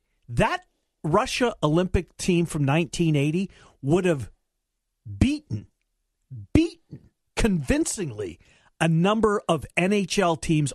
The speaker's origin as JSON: {"language": "English", "country": "Canada", "said": "I'm Canadian"}